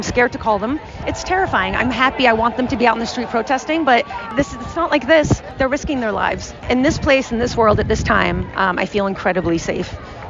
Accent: Tehran, Tehran Province, Iran; now in United States; I'm from Iran. I was born in Tehran. I moved to this country in 1982, exactly 40 years ago. We left because of the revolution.

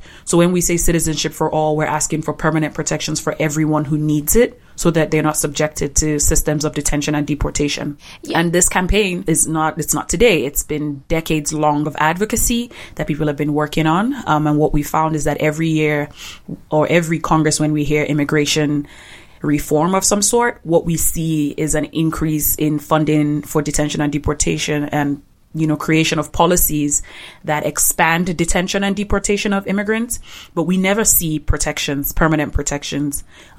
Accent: Nigeria; You know, posted an independence for Nigeria. I'm from the Igbo tribe, and we experienced a genocide by the northern tribe in Nigeria.

